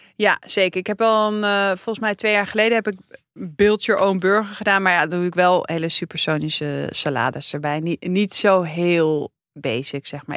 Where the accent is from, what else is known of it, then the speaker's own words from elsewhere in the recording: Amsterdam, North Holland, Netherlands; ik ben opgegroeid in de Jordaan.